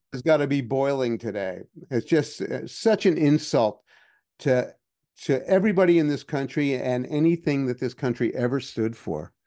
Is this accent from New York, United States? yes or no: yes; New York City, New York, United States; moved away as an adult; I grew up in Manhattan and I, you know, I was a teenager there